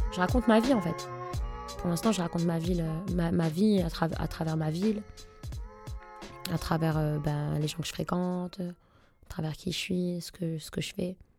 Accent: Roubaix, Hauts-de-France, France; j'aurai toujours un pied dans Roubaix. C'est là où j'ai grandi, c'est là où mes parents vivent

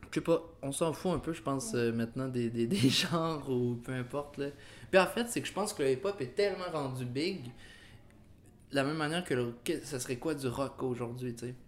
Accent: Quebec, Canada

